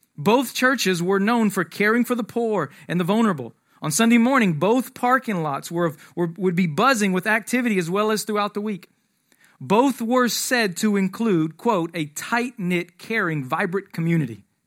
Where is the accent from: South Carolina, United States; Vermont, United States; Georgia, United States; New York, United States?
Georgia, United States; Atlanta; moved away; I'm from Atlanta originally